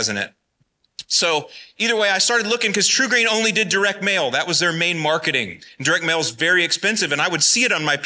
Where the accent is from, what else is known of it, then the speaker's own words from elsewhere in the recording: Florida, United States; moved away as an adult; also born or lived in Northwest Indiana; I'm originally from Florida, born and raised